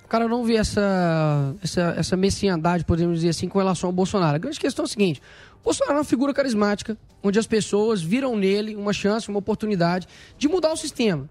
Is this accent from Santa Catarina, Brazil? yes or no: no; Belo Horizonte, Minas Gerais, Brazil; que é o local onde eu nasci, que foi a favela da Cabana do Pai Tomás